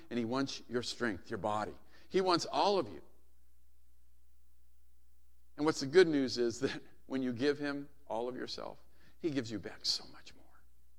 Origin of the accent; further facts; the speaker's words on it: Hawaii, United States; I used to love it as a kid growing up in Hawaii when my dad was stationed there.